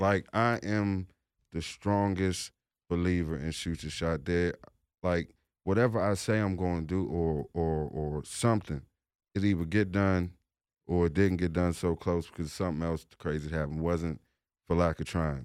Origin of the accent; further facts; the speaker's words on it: Washington, District of Columbia, United States; I'm from the District of Columbia